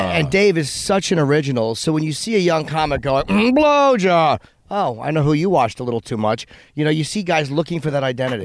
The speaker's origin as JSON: {"language": "English", "region": "East Coast", "country": "United States", "said": "I'm a comedian from the East Coast"}